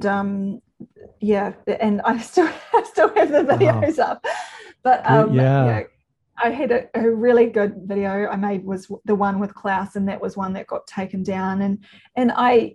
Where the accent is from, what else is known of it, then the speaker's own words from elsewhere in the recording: New Zealand; I'm a New Zealander